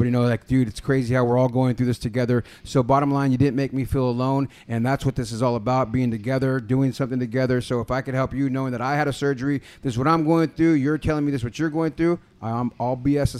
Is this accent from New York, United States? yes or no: no; San Jose, California, United States; moved away; also born or lived in Fremont / Oakland / Lake Forest; So I'm from San Jose, right? Born and raised. Born in San Jose Hospital. Born in the Bay.